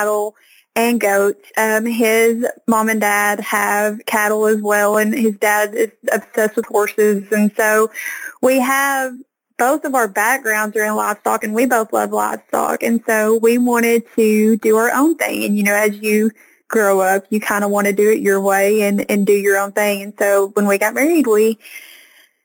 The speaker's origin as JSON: {"language": "English", "region": "the Delta of Arkansas", "country": "United States", "accent": "Southern Arkansas", "said": "I'm from Arkansas, and I'm from what we call the Delta of Arkansas"}